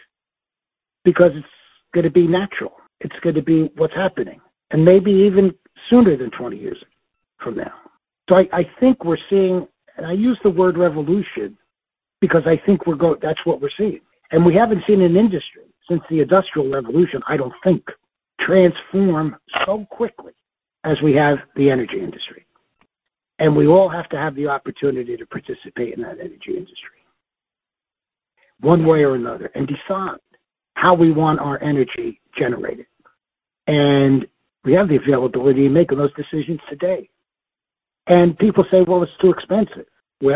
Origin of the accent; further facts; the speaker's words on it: Newark, New Jersey, United States; When I was a boy growing up in Newark, New Jersey